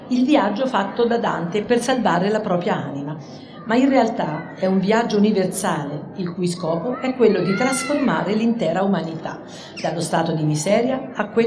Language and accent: Italian; Assisi, Umbria, Italy; considerando che io vengo da Sisi e quindi ci ha citato nella sua Divina Commedia